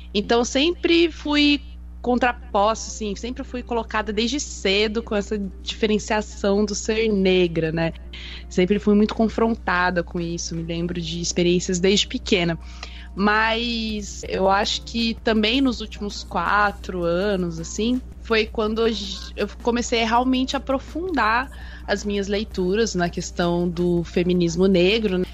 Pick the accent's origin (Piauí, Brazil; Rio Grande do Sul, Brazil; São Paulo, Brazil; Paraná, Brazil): Paraná, Brazil; Londrina; sou de Londrina, do Paraná.